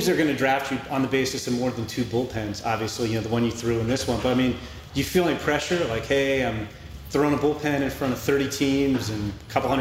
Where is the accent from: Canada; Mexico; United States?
United States; Chicago, Illinois; I'm from Chicago, I live in Chicago